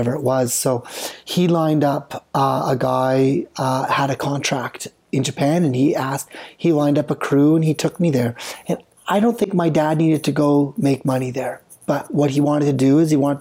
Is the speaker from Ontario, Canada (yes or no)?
no; British Columbia, Canada; I'm from BC